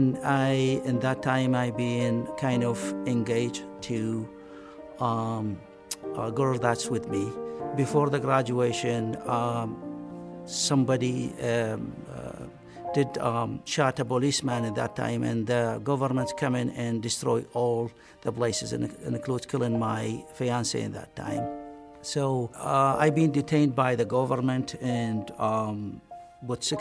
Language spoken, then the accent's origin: English; Iraq; English is a second language; moved away as an adult; now in United States; I'm from Iraq